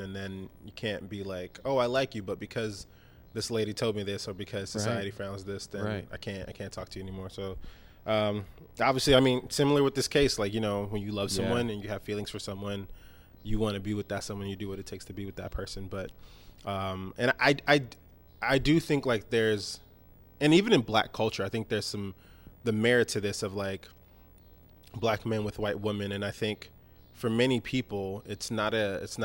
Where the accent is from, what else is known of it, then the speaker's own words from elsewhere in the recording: Nigeria; As a Nigerian